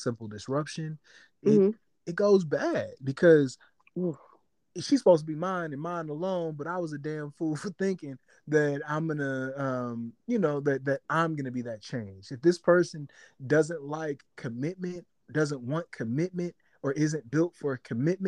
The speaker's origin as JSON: {"language": "English", "town": "St. Louis", "region": "Missouri", "country": "United States", "said": "I'm from St. Louis, so I talk like Maya Angelou sometimes"}